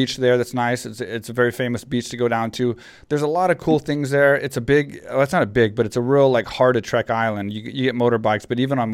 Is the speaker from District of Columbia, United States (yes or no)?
no; Texas, United States; I grew up in Texas, so it's like small town Texas